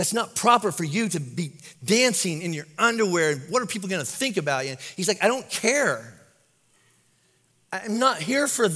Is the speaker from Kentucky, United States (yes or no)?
yes; Kentucky, United States; I'm from Kentucky